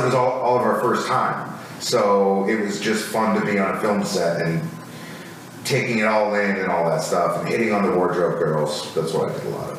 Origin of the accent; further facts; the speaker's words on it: Minnesota, United States; moved away; growing up in Minnesota